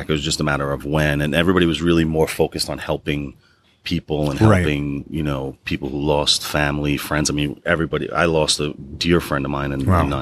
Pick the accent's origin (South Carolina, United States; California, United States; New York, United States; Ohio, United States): New York, United States; Long Island; I grew up in the suburbs in Long Island